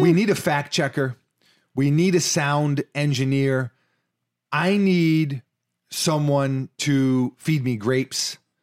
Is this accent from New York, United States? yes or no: yes; New York City, New York, United States; I did live in Washington Heights